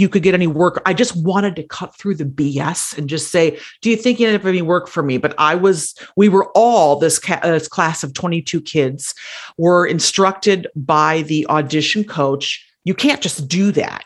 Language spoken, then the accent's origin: English; Wisconsin, United States; now in Cook County, Illinois, United States; I am originally from Wisconsin